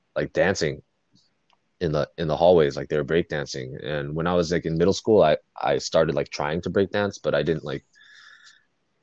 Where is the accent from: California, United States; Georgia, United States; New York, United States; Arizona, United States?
California, United States; Fountain Valley; I grew up in Fountain Valley, relatively small white suburb